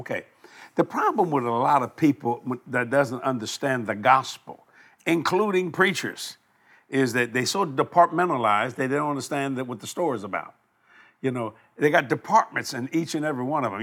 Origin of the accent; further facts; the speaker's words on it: United States; I'm an American here